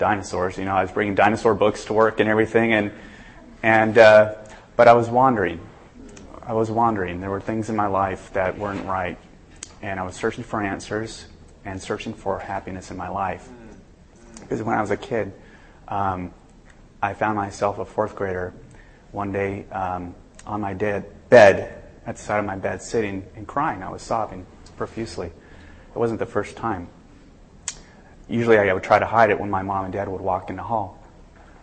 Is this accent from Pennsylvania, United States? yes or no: no; Southern California, United States; I'm actually from Southern California.